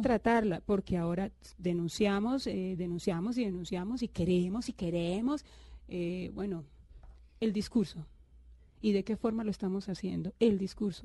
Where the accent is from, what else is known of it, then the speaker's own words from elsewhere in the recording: Cúcuta, Norte de Santander, Colombia; yo nací en Cúcuta